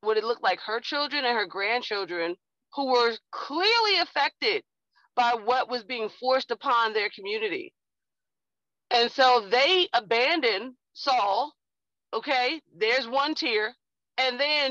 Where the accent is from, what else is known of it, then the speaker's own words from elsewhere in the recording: United States; I am an African-American woman